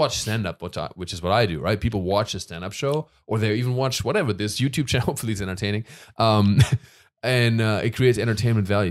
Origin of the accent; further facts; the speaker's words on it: Germany; moved away; I'm from Germany.